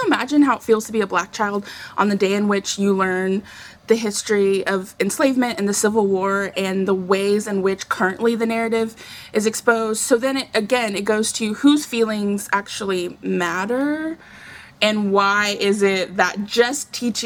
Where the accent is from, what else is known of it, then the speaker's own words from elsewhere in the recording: Texas, United States; growing up in Texas